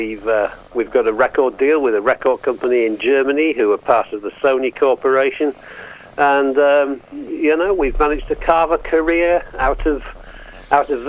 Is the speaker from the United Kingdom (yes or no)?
yes; England, United Kingdom; now in Yorkshire, United Kingdom; I'm from England, and I'm calling from Yorkshire, just north of Leeds